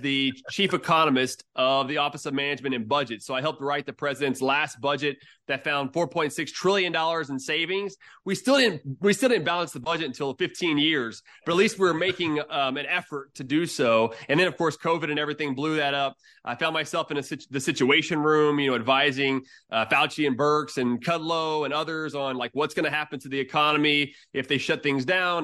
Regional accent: Houston, Texas, United States; I'm from Houston. So I've been I mean, from Texas and everything and kind of moved around for a while

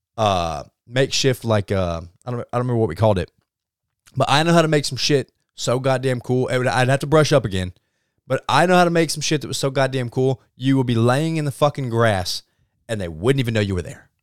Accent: Arkansas, United States; I'm from Arkansas.

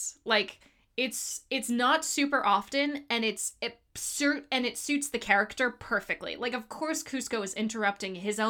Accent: Miami, Florida, United States; I'm from Miami.

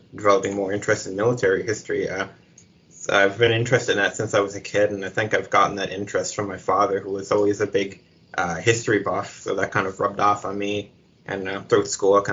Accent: Cape Breton, Nova Scotia, Canada; also born or lived in Halifax; Lived here all my life, except for the brief few years that I had lived in Halifax to do my master's, but born and raised Cape Bretoner

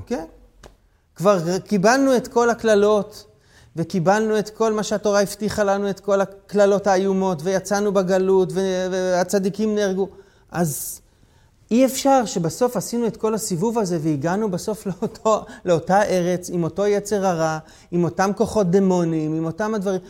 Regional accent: Israel

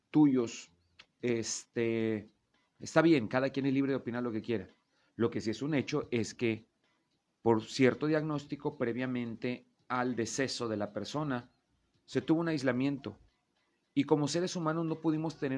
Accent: Mexico

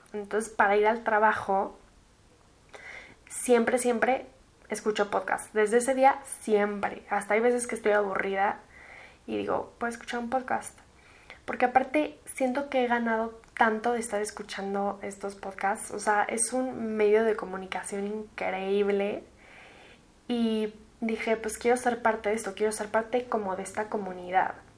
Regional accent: Mexico City, Mexico; also born or lived in United States; soy de la Ciudad de México. Tengo 21 años y viví en México, aquí en la ciudad, desde que nací hasta mis 16

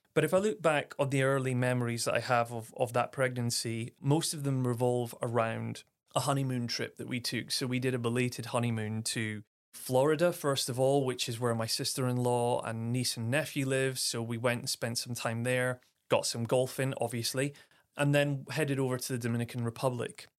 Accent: Aberdeen, Scotland, United Kingdom; moved away; also born or lived in Clapham, London; I'm born and raised in Aberdeen, Scotland, the northeast of Scotland

